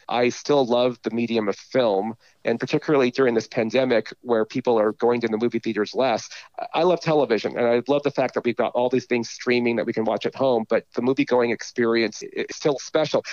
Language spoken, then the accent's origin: English; Southern California, United States; I grew up in Southern California